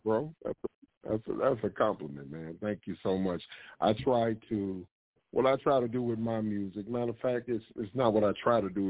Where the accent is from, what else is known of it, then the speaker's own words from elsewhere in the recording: St. Louis, Missouri, United States; Born and raised in St. Louis, Missouri, uh, but been around the world.